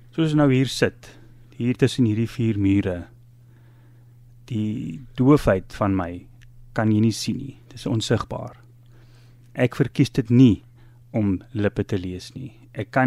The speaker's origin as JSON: {"language": "Afrikaans", "country": "Zambia", "tie": "born there", "said": "Uh ek is doof gebore in Zambië amper 60 jaar terug in 'n gemeenskap waar malaria baie baie uh, oral was."}